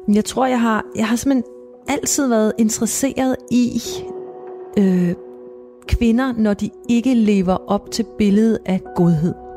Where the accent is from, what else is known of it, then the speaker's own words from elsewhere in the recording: Copenhagen, Capital Region of Denmark, Denmark; jeg voksede op i København i, øh, på Amager